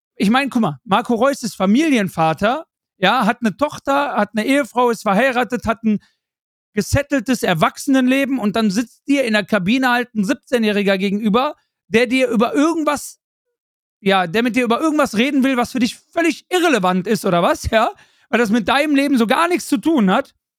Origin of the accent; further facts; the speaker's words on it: Germany; ich als Deutscher